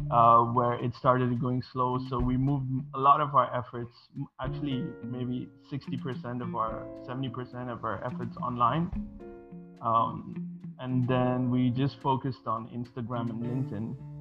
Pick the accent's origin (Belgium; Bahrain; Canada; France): Bahrain; English is a second language; also born or lived in Sri Lanka; now in Malaysia; I'm originally from Sri Lanka, but I was born and raised in Bahrain, which is in the Middle East, and currently I'm located in Malaysia